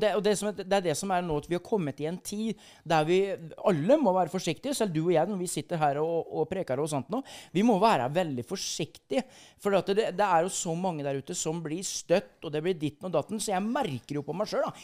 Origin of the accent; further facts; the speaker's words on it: Skjeberg, Østfold, Norway; født eh, by the border, by the Sweden border, i, eh, mellom Halden og Sarpsborg, Skjeberg. Der er der jeg kommer ifra